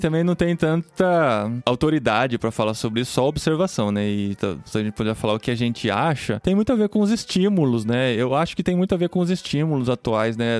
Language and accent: Portuguese; Brazil; moved away as an adult; Desde quando a gente saiu do Brasil